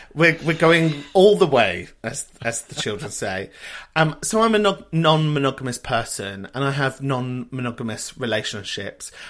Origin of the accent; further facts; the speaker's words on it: London, United Kingdom; I grew up in a place called Kentish Town